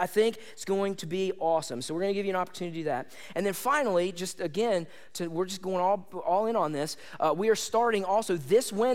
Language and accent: English; United States; I like being an American